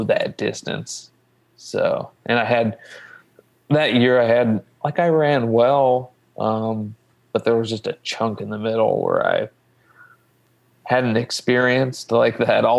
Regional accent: Logan, Ohio, United States; I actually grew up in Southern Ohio. Mm. Obviously before I was running, I grew up in Logan.

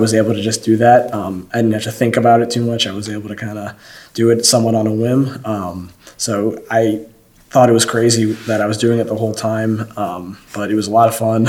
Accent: Northeast Ohio, United States; now in Athens, United States; growing up in Northeast Ohio

